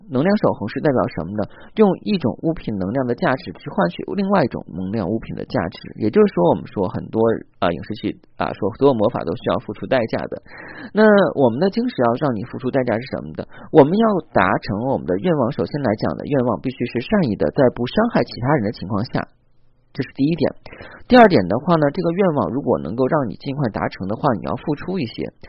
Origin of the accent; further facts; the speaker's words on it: China; 我们中国人讲冬至吃饺子